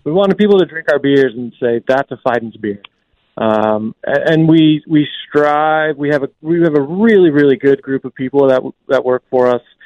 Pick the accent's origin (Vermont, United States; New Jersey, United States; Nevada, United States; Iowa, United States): Vermont, United States; also born or lived in Staten Island, New York; now in Albany area, United States; I grew up in Vermont